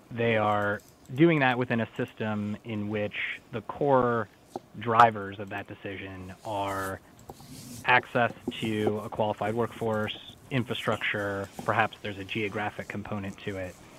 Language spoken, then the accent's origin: English; St. Paul, Minnesota, United States; Minnesota is actually my home state. I grew up in St. Paul.